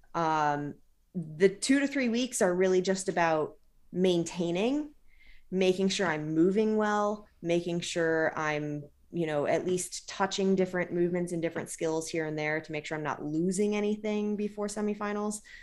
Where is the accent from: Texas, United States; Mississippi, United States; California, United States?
California, United States; Modesto; moved away; also born or lived in Trenton; Modesto, which is where I grew up in California